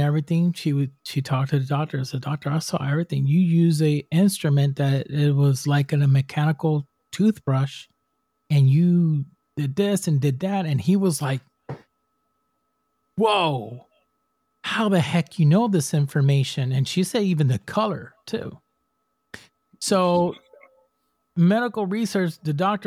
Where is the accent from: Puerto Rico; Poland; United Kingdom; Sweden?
Puerto Rico; I'm from Puerto Rico. I'm from the island. I'm Spanish.